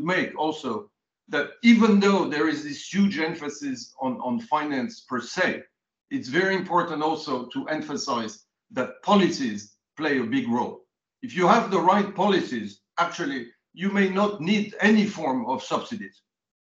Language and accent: English; France; I grew up in France, so I'm a bit Cartesian